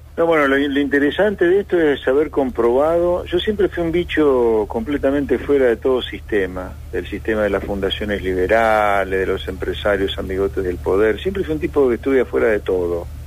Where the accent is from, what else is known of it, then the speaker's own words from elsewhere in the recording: Pergamino, Buenos Aires Province, Argentina; yo soy nacido en Pergamino y vivo en provincia